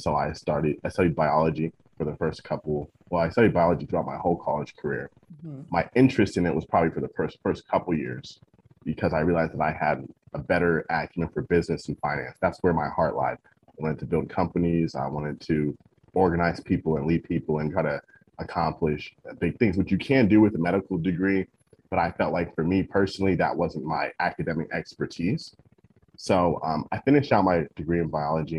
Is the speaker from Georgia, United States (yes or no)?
yes; Atlanta, Georgia, United States; also born or lived in New York; I originally, I'm from New York. I moved from New York to Atlanta when I was the age of three.